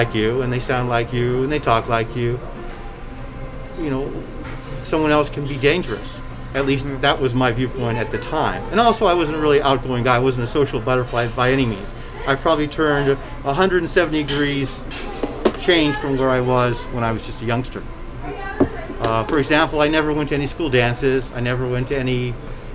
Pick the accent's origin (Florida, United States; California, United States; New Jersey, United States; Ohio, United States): California, United States; Southern; moved away; I was born here in Southern California, but I have lived international